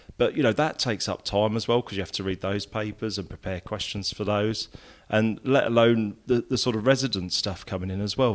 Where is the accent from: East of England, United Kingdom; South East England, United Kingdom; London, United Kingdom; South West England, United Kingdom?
East of England, United Kingdom; Peterborough; also born or lived in Essex; the whole sort of both sets of families migrated to Peterborough at a similar time.